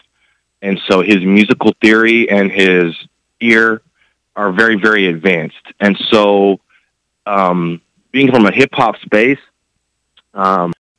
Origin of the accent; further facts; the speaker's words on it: Austin, Texas, United States; also born or lived in Bay Area; a kid growing up in Austin.